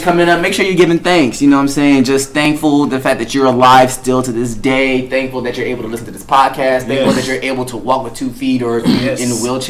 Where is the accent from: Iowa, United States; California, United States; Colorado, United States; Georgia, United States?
California, United States; Long Beach; It's gonna look like the Long Beach Ocean. Mm-hmm. Trust me, I know, I'm from Long Beach.